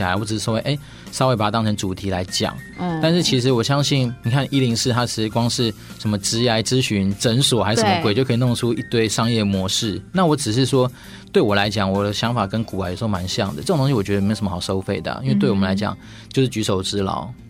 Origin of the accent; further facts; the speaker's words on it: China; 哦，你也知道，我们中国人还是有一些很奇怪的美德。